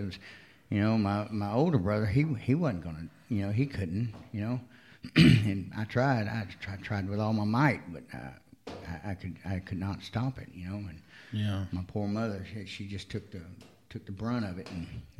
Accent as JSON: {"language": "English", "region": "Texas", "country": "United States", "tie": "born or raised there", "also_born_or_lived": "Florida", "said": "No, I was born in Florida, but I moved to Texas early on. I've lived in Texas, Arkansas, Alabama, Mississippi."}